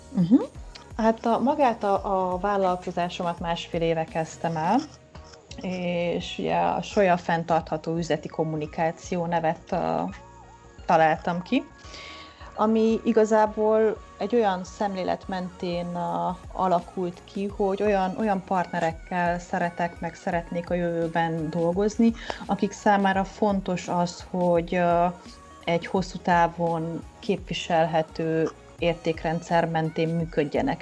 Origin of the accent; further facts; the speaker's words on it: Oradea, Bihor County, Romania; moved away as an adult; also born or lived in Budapest, Hungary; valóban lassan 20 éve költöztem el Nagyváradról, a Budapesti Eltár Pszichológia Egyetemre felvételiztem